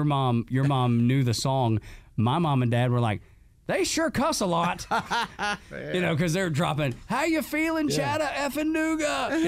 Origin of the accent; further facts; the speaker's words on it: Northwest Georgia, United States; growing up in Northwest Georgia.